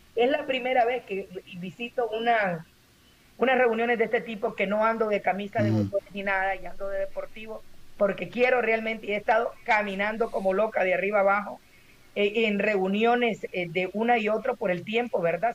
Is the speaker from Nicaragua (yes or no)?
yes; Nicaragua; moved away; venimos de Nicaragua